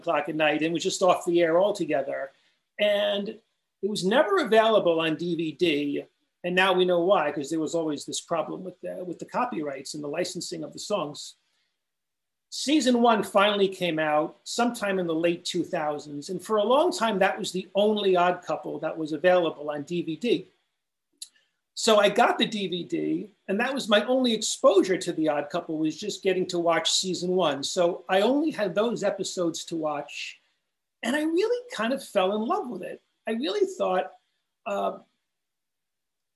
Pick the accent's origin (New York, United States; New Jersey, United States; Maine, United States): New York, United States; Long Island; I grew up out in Long Island